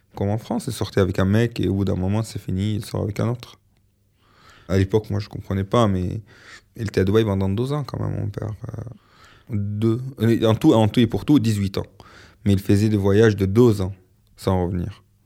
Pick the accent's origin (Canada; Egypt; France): Egypt; Alexandria, Alexandria Governorate; French is a second language; moved away as an adult; quand je suis parti de l'Égypte